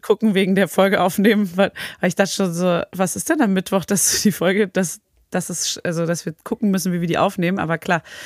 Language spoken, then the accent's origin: German; Berlin, Germany; now in Paris, France; ich als Berlinerin